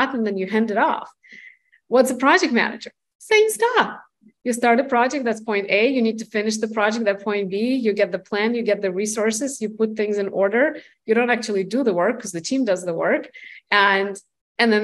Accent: Russia; moved away as an adult; now in United States; I'm from Russia. I moved here in 2006 to the United States

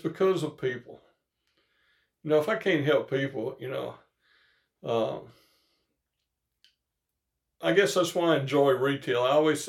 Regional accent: Northeast Louisiana, United States; I grew up in Northeast Louisiana, kid of a paper mill worker

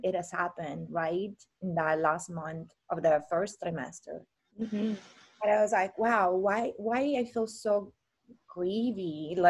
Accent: Italy; moved away as an adult; now in Hawaii, United States; I got into career and I moved from Italy across the world in Hawaii 10 years ago, over 10 years ago.

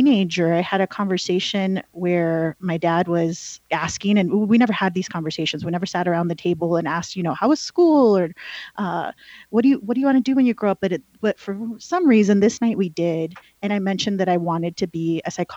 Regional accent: California, United States; first language Spanish; English is a second language; I grew up in California

